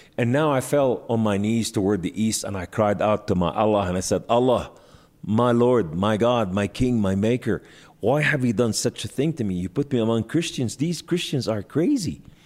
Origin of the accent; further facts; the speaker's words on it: Beirut, Beirut Governorate, Lebanon; I was born in Beirut, Lebanon, to Muslim Sunni family